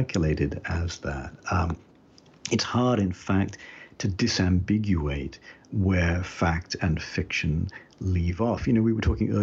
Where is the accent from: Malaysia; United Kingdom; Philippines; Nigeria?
United Kingdom; moved away as an adult; now in United States; as you can tell a little bit still from my accent, I was born and brought up in Britain, even though I've lived in the US now for more than half my life